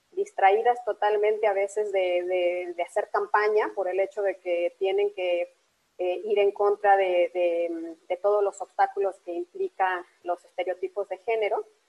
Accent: Mexico

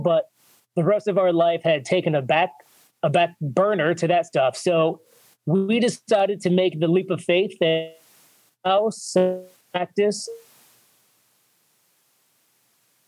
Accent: North Eastern Pennsylvania, United States; I ended up back in my hometown, opening my third practice in 10 years.

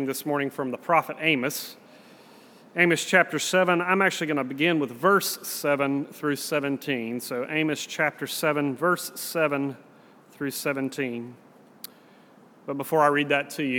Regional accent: the South, United States; accent: southern; also born or lived in Scotland; I have a southern accent

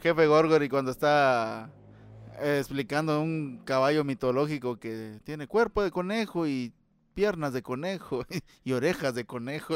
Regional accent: Guatemala; como chapín

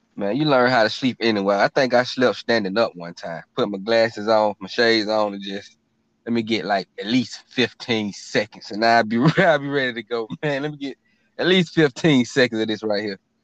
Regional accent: Atlanta, Georgia, United States; we're from Atlanta

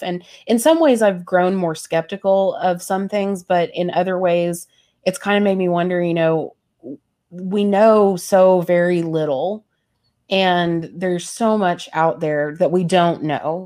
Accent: the Bible Belt, United States; growing up in the Bible Belt

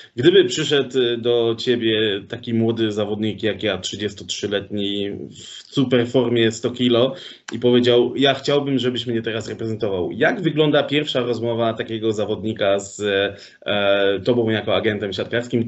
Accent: Sosnowiec, Silesian Voivodeship, Poland; ja pochodzę z Sosnowca

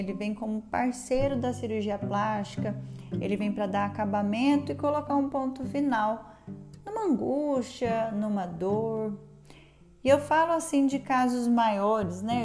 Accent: interior of São Paulo state, Brazil; now in Goiânia, Brazil; Eu sou paulista do interior de São Paulo, mas eu estou em Goiânia

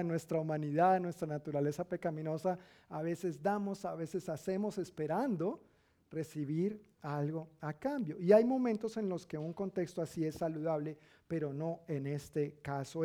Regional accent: Colombia; decimos en Colombia.

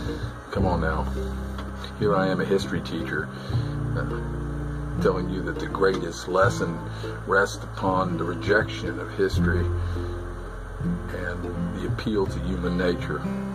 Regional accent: Melbourne, Florida, United States; I've been teaching and coaching down here in my hometown of Melbourne, Florida, for the past 35 years.

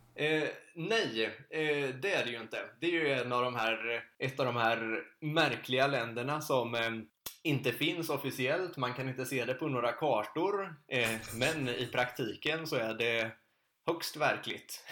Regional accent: Sweden; hemma i Sverige

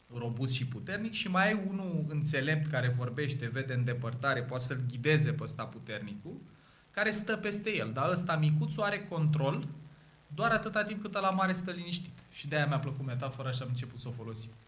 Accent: Ploiești, Prahova, Romania; eu sunt ploieștean, jet de jet de aici

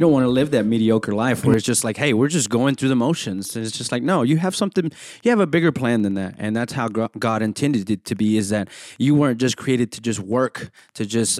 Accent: Center, Texas, United States; I am a resident manager. I'm part-time here at ETBU. I'm from Center, Texas, which is only an hour from here.

